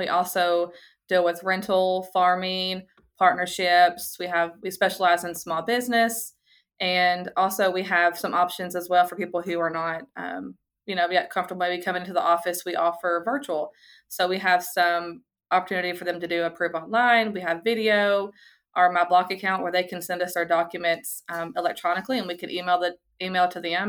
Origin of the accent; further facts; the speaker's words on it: Portland, United States; Yeah, so all my family, we're all from Portland. We're all from here. My siblings live in Portland and my mom and dad are all from here.